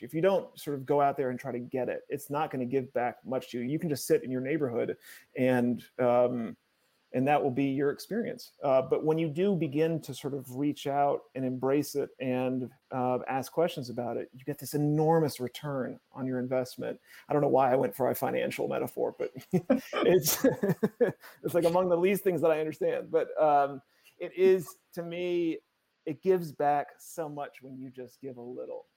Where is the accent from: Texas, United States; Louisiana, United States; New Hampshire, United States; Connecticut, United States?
Connecticut, United States; also born or lived in Chicago, United States / Tennessee, United States; now in Los Angeles, United States; I mostly grew up in Connecticut